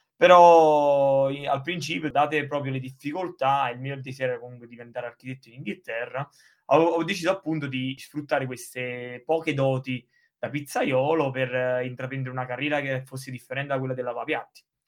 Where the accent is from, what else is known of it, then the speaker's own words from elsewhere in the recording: Sessa Aurunca, Campania, Italy; moved away as an adult; now in England; io sono appunto di Sessa Olunca, una cittadina della provincia di Caserta